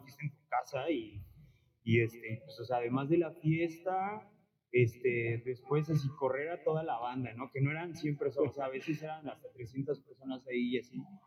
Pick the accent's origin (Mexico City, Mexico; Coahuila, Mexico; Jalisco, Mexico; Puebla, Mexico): Puebla, Mexico; now in Xalapa, Mexico; yo, o sea, soy de Puebla